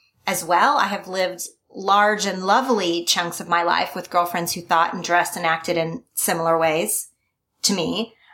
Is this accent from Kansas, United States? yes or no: no; Oklahoma, United States; moved away; also born or lived in California; My race, my religion, my politics were very in line with most other people that I knew growing up in Oklahoma.